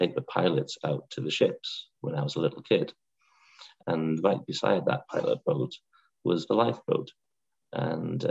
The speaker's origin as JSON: {"language": "English", "town": "Blyth", "region": "North East England", "country": "United Kingdom", "tie": "born or raised there", "also_born_or_lived": "Whitley Bay", "lives_now": "North Shields, United Kingdom", "said": "I grew up in Blythe and then we moved along to Whitby Bay"}